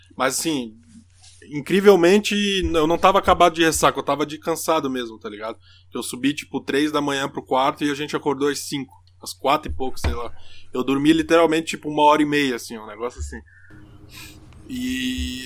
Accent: Brazil; now in Germany; somos do Brasil

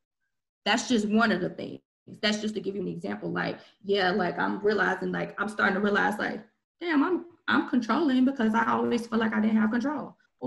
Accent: Long Beach, California, United States; also born or lived in Memphis / Benton Harbor; I grew up in Long Beach, California, where I'm from, Memphis, Tennessee, and Michigan, Benton Harbor, Michigan, right?

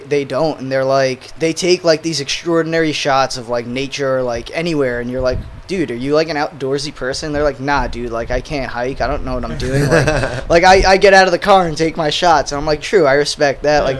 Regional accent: Brooklyn, New York, United States; moved away as an adult; now in Asbury Park, United States; I grew up in Brooklyn and then moved to Asbury, I guess, around the same time I met you. So that was, I don't know, 6-7 years ago.

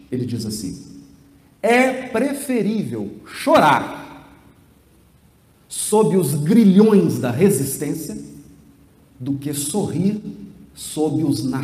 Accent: Piracicaba, São Paulo, Brazil; born there; eu nasci em Piracicaba e vou ficar em Piracicaba até o final do universo.

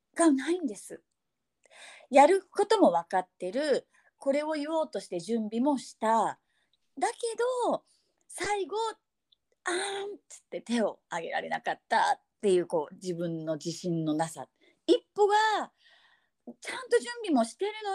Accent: Fukuoka, Japan; accent: Hakata dialect; 急に博多弁になる

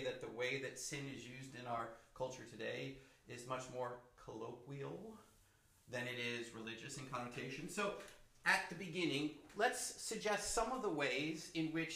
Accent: New York City, New York, United States; I grew up in the New York City culture, which is different.

